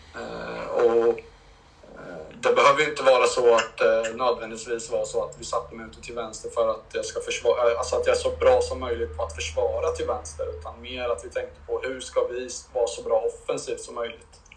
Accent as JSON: {"language": "Swedish", "town": "Linköping", "region": "Östergötland", "country": "Sweden", "tie": "born or raised there", "said": "jag är från Linköping"}